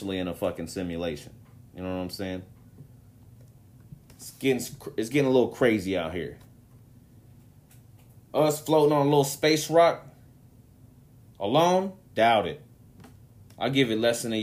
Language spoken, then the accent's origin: English; Mexico; to my people, to my home country